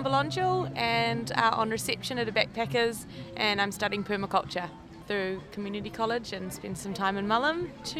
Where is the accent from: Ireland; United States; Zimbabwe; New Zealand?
New Zealand; now in Byron Bay, Australia; We're in Byron. I'm from New Zealand, but I literally live up there, a stone throw away.